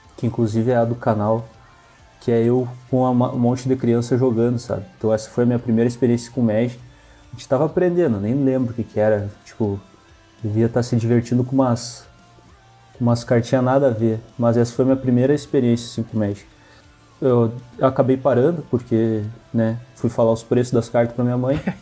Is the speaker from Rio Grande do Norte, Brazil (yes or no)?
no; Santa Maria, Rio Grande do Sul, Brazil; sou de Santa Maria, Rio Grande do Sul